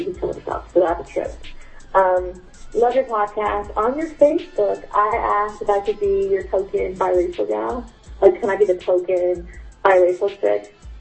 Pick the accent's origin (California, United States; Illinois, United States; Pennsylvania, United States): California, United States; I'm from Cali